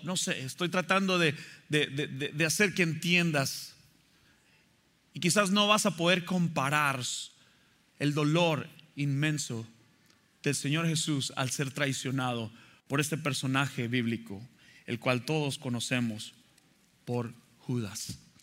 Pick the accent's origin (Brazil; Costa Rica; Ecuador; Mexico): Mexico; moved away; me acuerdo de la escuela dominical cuando era pequeño allá en México